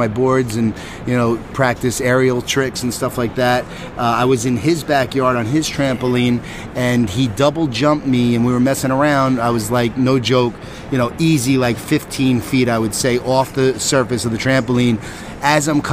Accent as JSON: {"language": "English", "town": "Huntington", "region": "New York", "country": "United States", "tie": "born or raised there", "also_born_or_lived": "Arizona", "said": "I'm from New York. So, yeah, born and raised in Huntington, Long Island"}